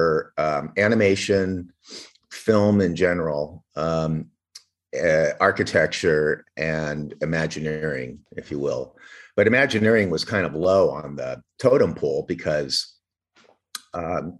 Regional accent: Orange County, California, United States; also born or lived in Paris; I grew up in Orange County

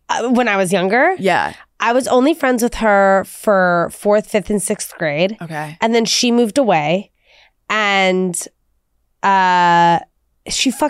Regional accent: Washington, District of Columbia, United States; And where'd you grow up? DC.

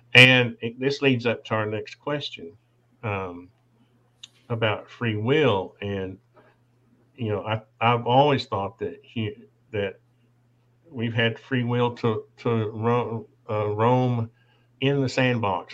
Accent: Appalachia, United States; We were brought up poor. I was born in the Appalachians.

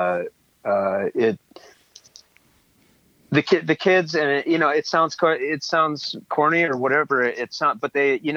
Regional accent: Seattle, Washington, United States; I was born up here in Seattle, born and raised

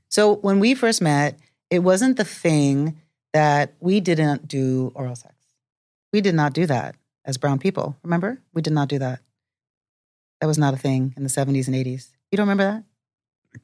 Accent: New York, United States; growing up in New York

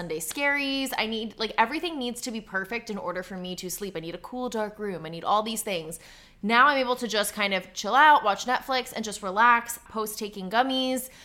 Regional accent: New Jersey, United States; I'm like from New Jersey

